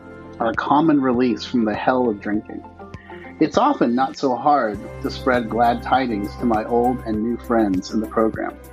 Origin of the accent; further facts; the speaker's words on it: Palo Alto, California, United States; moved away as an adult; also born or lived in Los Angeles, California / Denver, Colorado; now in Jacksonville Beach, United States; I was born and raised in a little town in California that nobody ever heard of called Palo Alto